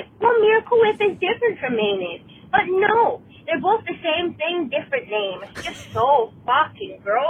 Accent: Minnesota, United States; I'm from Minnesota

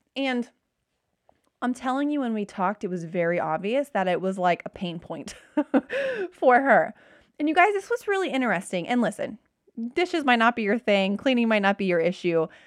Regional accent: Cincinnati, Ohio, United States; I'm from Cincinnati

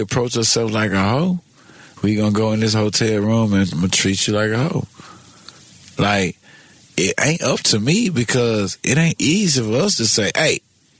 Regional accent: Memphis, Tennessee, United States; I'm from Memphis

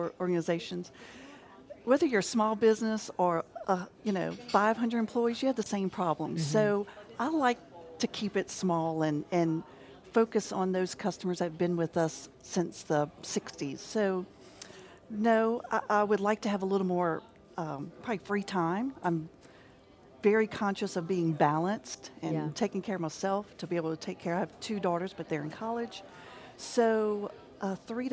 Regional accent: Baton Rouge, Louisiana, United States; I was born in Baton Rouge, grew up in Baton Rouge. I went to St. Joseph's, went to LSU

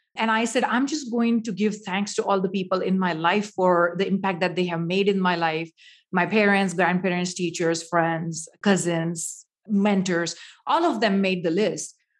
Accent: India; now in United States; Growing up in India, spirituality is usually a part of your life

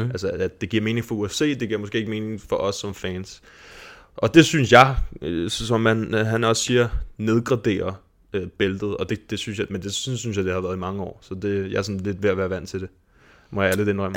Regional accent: Denmark; os som danskere

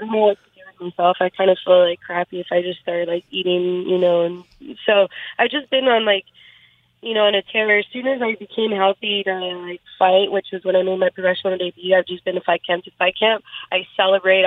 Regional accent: San Jose, California, United States; I was born and raised in San Jose, which is about two hours south of Sacramento

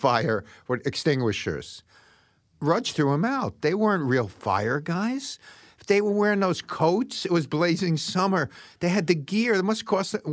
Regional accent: New York City, New York, United States; I'm from Brooklyn

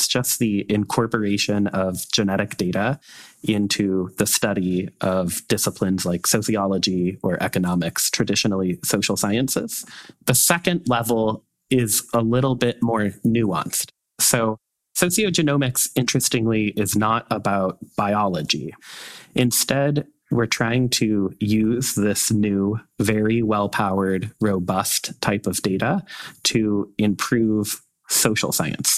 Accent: Northern Indiana, United States; I was raised here in Northern Indiana in a very conservative family and a very religious family

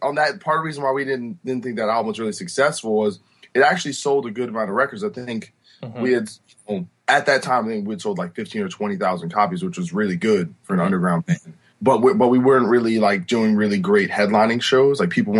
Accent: New Brunswick, New Jersey, United States; also born or lived in Rahway, New Jersey; Yeah, I was born in Rahway, New Jersey, but grew up in New Brunswick, New Jersey.

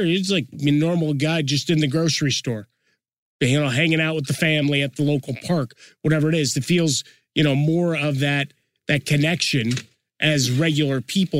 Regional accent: Chicago, Illinois, United States; as a kid growing up in Chicago

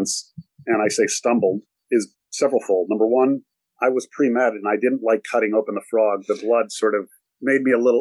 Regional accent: Ann Arbor, Michigan, United States; also born or lived in South Florida / New York; now in Italy; I was born in Ann Arbor, Michigan

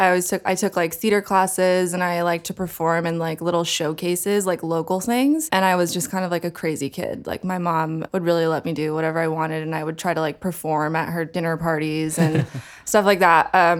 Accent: Portland, Oregon, United States; born there; So I was born in Portland, Oregon.

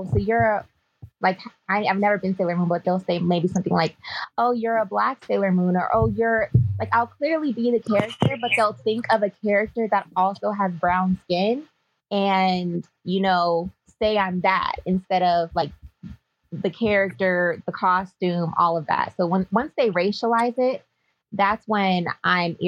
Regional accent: Bay Area, California, United States; I'm from the Bay Area

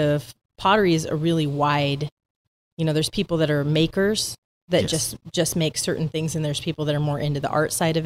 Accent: the Northwest, Pacific Northwest, United States; I'm from the Northwest

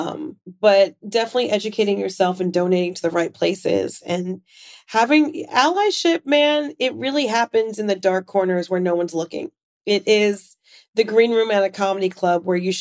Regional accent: New York, United States; also born or lived in South Florida; I'm a New Yorker

